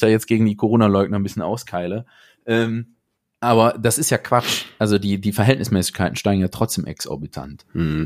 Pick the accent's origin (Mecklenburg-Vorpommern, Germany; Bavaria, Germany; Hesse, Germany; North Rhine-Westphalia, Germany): North Rhine-Westphalia, Germany; Aachen; ich komme ja aus Aachen